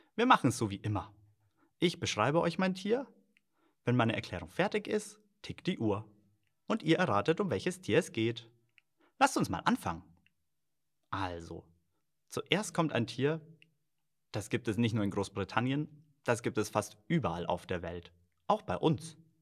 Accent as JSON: {"language": "German", "country": "Germany", "said": "bei uns in Deutschland"}